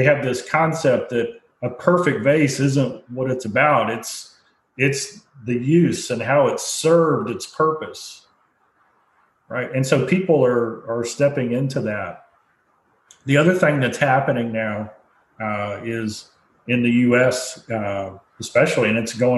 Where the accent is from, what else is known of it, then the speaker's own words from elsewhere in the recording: United States; as well as an American.